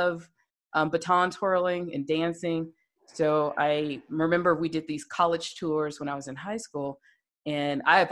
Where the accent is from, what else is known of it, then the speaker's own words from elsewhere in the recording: Birmingham, Alabama, United States; I grew up in Birmingham, Alabama.